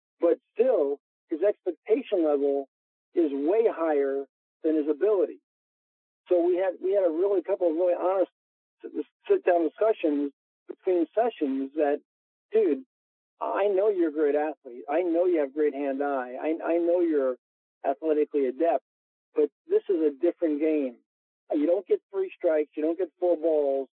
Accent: New York, United States; I am a New Yorker

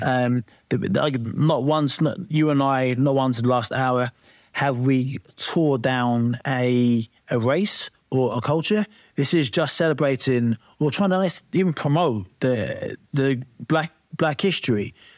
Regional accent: East Anglia, Norfolk, East of England, United Kingdom; I come from East Anglia, um, you know, uh, Norfolk

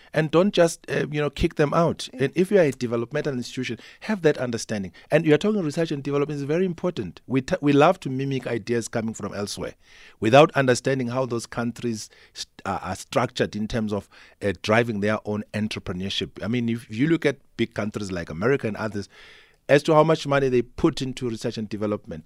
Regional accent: South Africa; Kanongoma, for instance, my hometown, you, you don't have these services

